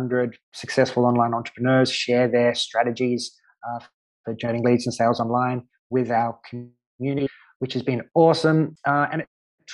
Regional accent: Australia; moved away as an adult; now in Malta; growing up in Australia

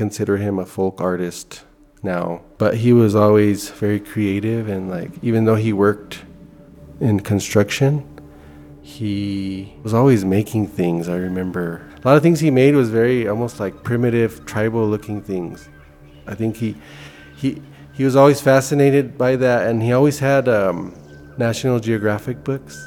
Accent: Denver, Colorado, United States; I grew up in East Denver, area called Park Hill. So I was actually born there

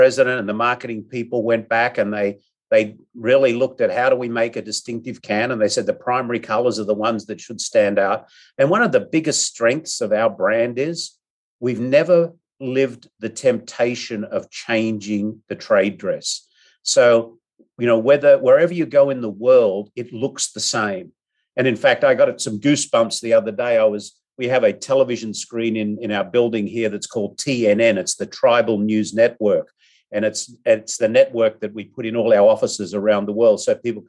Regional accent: Australia; now in San Diego, United States; I'm an Aussie

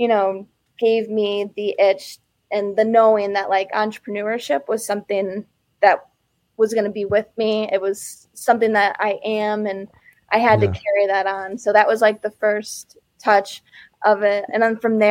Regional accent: Chicago, Illinois, United States; moved away as an adult; also born or lived in Austin, Texas; I grew up in Chicago. So born and raised in Chicago, and I moved to Texas in 2011.

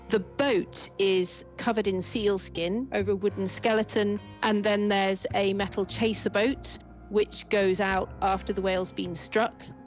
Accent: Jersey; also born or lived in Wales; now in United Kingdom; I grew up with the sea all around. I was an island child. I was born in Wales, and then um, when I was six or seven, we moved to Jersey, which is a little island in the Channel Islands.

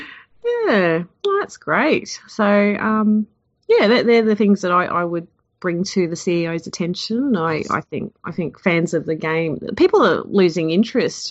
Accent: Queensland, Australia; I'm actually from Queensland

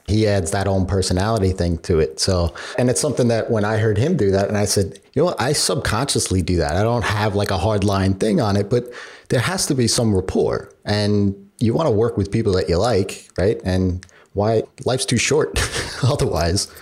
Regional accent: New York, United States; being a New Yorker myself

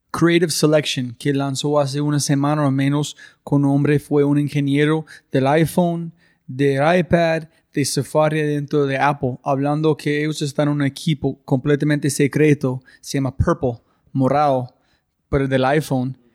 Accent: Colombia; Spanish is a second language; hay unas cosas que tenemos como colombianos que son imposible ver a veces

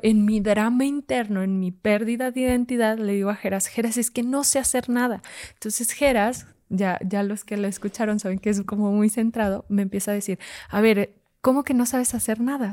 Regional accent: Fresnillo, Zacatecas, Mexico; yo soy de Zacatecas, en Fresnillo, Zacatecas

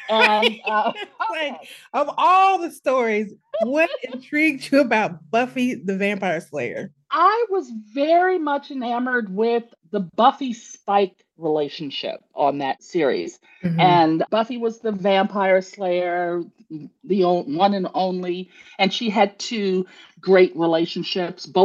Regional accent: Midwest, United States; also born or lived in Chicago / New York / Washington, D.C.; now in Savannah, United States; I was originally from the Midwest, spent many years in Chicago, lived in New York, lived okay. in Washington, D.C., and now I'm in the warmth and luxurious Savannah, Georgia.

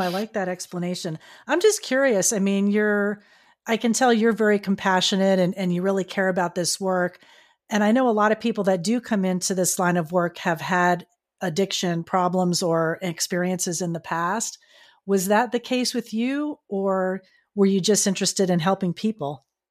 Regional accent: Florida, United States; now in California, United States; my home state of Florida, I'm here in California

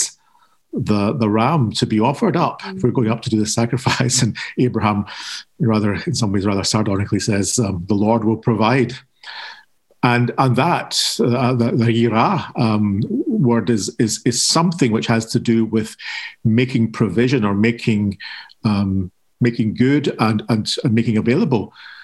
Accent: Scotland, United Kingdom; being Scottish and being Protestant

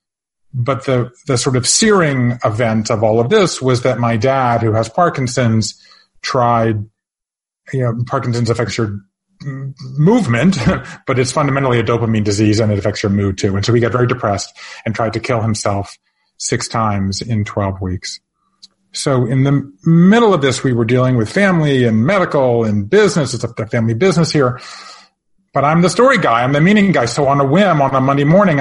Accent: Georgia, United States; moved away as an adult; also born or lived in Japan; I grew up in Georgia

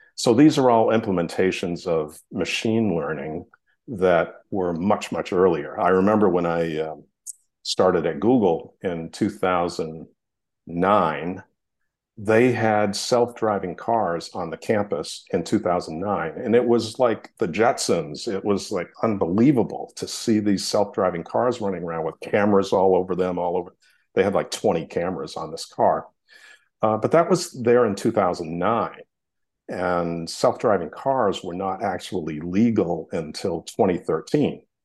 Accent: Hollis, Maine, United States; I grew up in Hollis, Maine, which is a tiny little town in Maine

